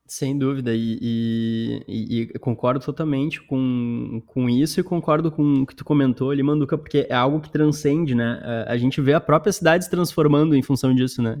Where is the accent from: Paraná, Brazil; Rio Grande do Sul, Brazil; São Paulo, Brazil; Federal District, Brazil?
Rio Grande do Sul, Brazil; Porto Alegre; moved away; eu sou gaúcho também, sou de Porto Alegre